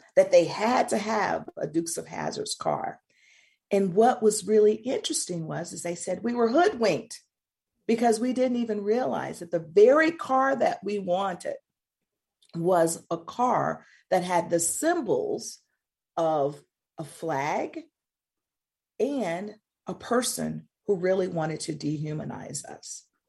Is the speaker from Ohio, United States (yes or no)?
no; Mississippi, United States; I grew up in Mississippi